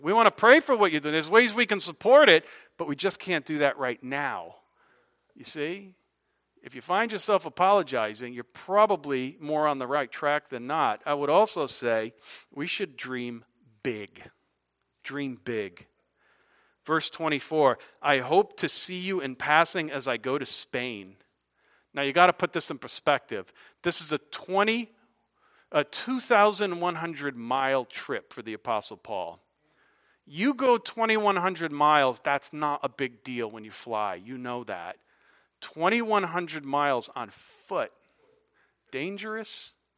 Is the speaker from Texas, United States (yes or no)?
no; Hartford, Connecticut, United States; moved away as an adult; also born or lived in South Carolina; I'm from Hartford, Connecticut, graduated Eastern Connecticut